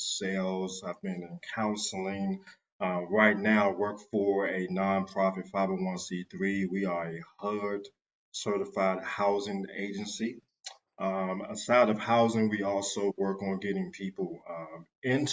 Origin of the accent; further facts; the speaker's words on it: Washington, District of Columbia, United States; moved away as an adult; now in Raleigh, United States; I'm from Washington, D.C.